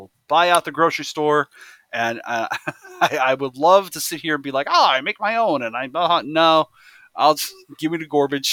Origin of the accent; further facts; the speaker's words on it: United States; I'm an American